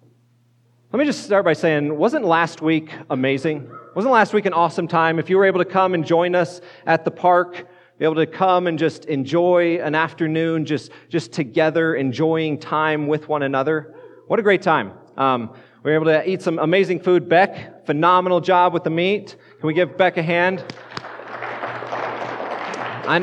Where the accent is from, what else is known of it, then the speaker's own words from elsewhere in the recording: Colorado, United States; moved away as an adult; also born or lived in northeastern Pennsylvania; now in Fort Collins, United States; I grew up in Colorado